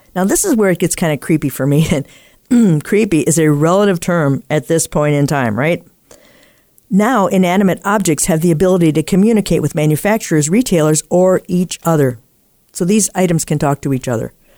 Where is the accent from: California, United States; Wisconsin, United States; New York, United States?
Wisconsin, United States; Appleton; in my hometown here, we have a house that was the first in the U S to be lit by incandescent lighting from hydroelectric power